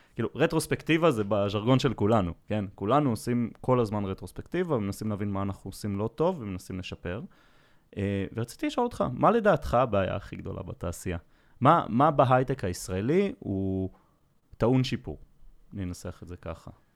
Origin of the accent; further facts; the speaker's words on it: Safed, Northern District, Israel; moved away; אני במקור מצפת